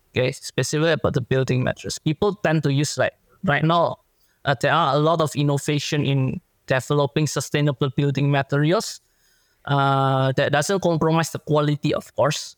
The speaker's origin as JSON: {"language": "English", "country": "Indonesia", "moved": "yes", "lives_now": "Australia", "said": "my home country in Indonesia"}